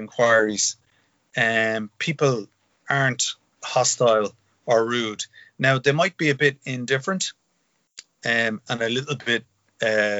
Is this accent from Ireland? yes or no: yes; Dublin, Leinster, Ireland; I grew up in Finglas.